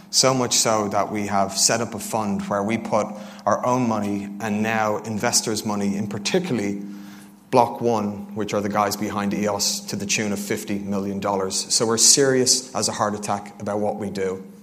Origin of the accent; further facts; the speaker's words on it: Dublin, Leinster, Ireland; now in London, United Kingdom; Originally, I moved over from Dublin, Ireland